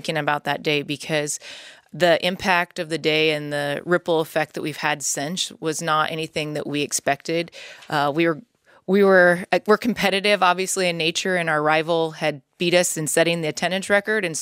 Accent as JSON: {"language": "English", "region": "Nebraska", "country": "United States", "tie": "born or raised there", "said": "I grew up in Nebraska"}